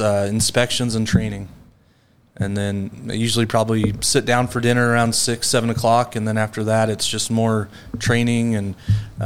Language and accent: English; Glenns Ferry, Idaho, United States; moved away; Born and raised in Idaho